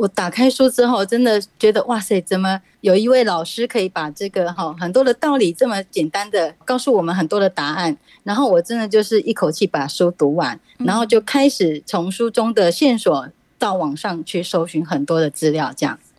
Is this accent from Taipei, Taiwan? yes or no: no; Taoyuan, Taiwan